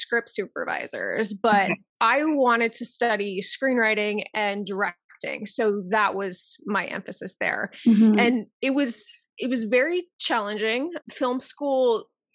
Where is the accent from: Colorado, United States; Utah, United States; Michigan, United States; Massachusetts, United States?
Colorado, United States; Denver; now in New York, United States; I am originally from Denver, Colorado, but I am a New York based producer and screenwriter.